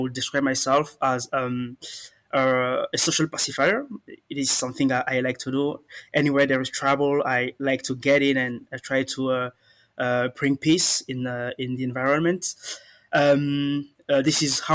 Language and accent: English; Benin; moved away as an adult; now in France; I'm a Beninese. I come from the Republic of Benin, and I've been residing in France for like 8 years now